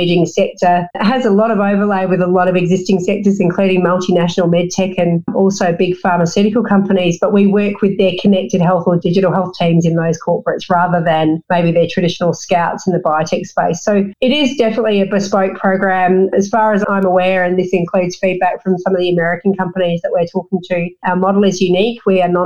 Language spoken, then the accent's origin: English; Australia; also born or lived in Melbourne, Victoria / Perth, Western Australia / New Zealand; I grew up in Melbourne and Perth in the coastal plain